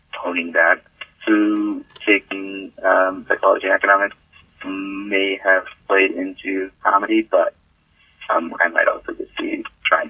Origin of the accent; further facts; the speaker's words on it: Massachusetts, United States; I was born in Massachusetts.